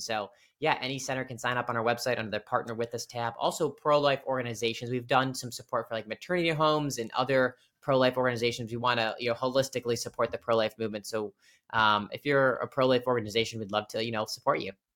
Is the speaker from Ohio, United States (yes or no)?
yes; Cleveland, Ohio, United States; moved away as an adult; now in Washington, D.C. area, United States; I'm from, uh, Cleveland, Ohio originally. So, big, uh, Cleveland sports fan. Went to, uh, high school, went to Cleveland State for college